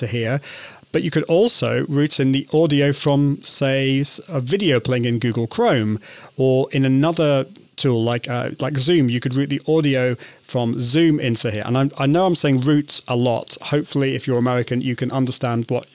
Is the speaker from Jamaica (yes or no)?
no; United Kingdom; I'm British, so I call it route